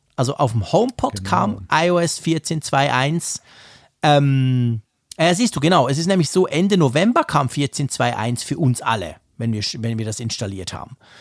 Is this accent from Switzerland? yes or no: yes; Switzerland; Als Schweizer